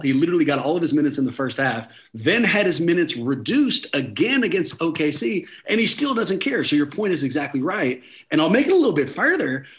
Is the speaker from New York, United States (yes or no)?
no; Oakland, California, United States; I'm born and raised in Oakland